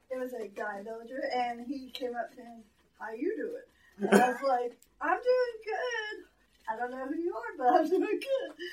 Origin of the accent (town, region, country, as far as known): Katy, Texas, United States; born or raised there